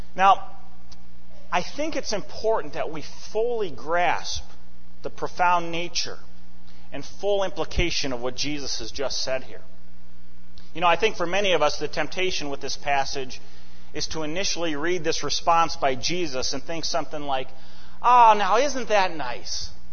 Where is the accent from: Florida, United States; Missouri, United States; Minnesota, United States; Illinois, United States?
Minnesota, United States; Eden Prairie; moved away; back in my hometown of Eden Prairie